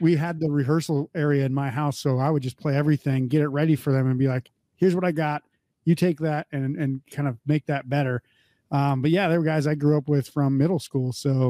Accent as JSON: {"language": "English", "region": "North Dakota", "country": "United States", "tie": "born or raised there", "said": "I grew up in North Dakota, which essentially South Canada for most purposes."}